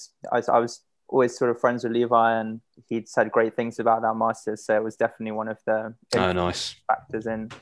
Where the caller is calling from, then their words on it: London, United Kingdom; And Camden in London as well, so close by one another.